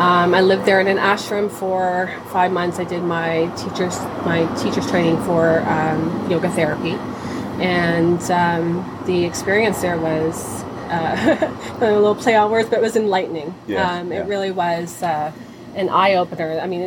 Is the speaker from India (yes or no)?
no; Toronto, Ontario, Canada; moved away as an adult; now in Alliston, Canada; I'm from Toronto.